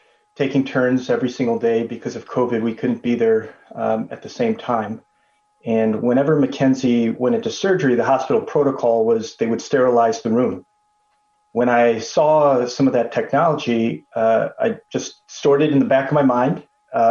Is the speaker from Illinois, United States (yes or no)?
yes; Chicago, Illinois, United States; I'm Chicago born and raised, son to Korean immigrant parents.